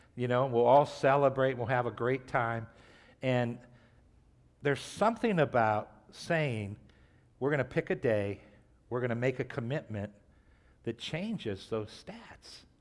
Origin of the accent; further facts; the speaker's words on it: Trumbull County, Ohio, United States; I grew up in Trumbull County